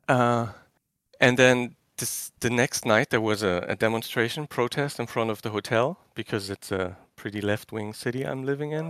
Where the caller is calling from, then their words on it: Germany; I'm calling from Germany. It's three A M here.